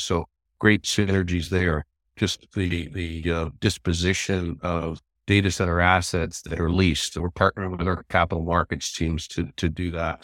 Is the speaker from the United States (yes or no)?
no; Toronto, Ontario, Canada; also born or lived in London, Ontario; I grew up in Toronto, and I went to school, University of Western Ontario in London, just west of Toronto